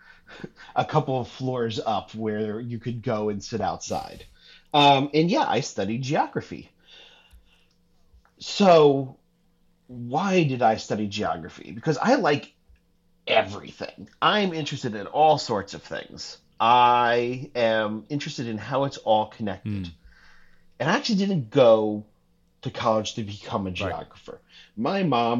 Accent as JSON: {"language": "English", "town": "New York City", "region": "New York", "country": "United States", "tie": "born or raised there", "said": "I'm a working class kid from Queens."}